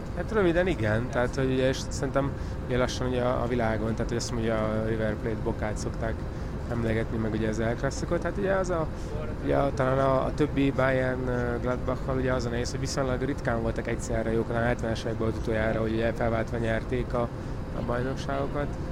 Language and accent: Hungarian; Hungary; magyar, magyarként, vagy ugye magyarországi háttérrel